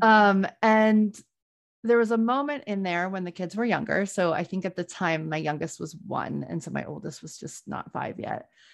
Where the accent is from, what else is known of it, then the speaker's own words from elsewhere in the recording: New Orleans, Louisiana, United States; moved away as an adult; now in Boston, United States; I grew up in New Orleans